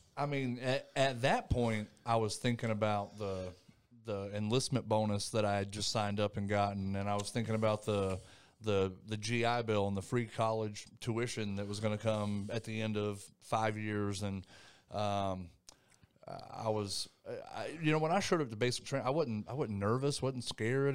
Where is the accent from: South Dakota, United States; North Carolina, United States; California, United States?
North Carolina, United States; Thomasville; moved away as an adult; I was born and raised in North Carolina, uh, little place called Thomasville, North Carolina.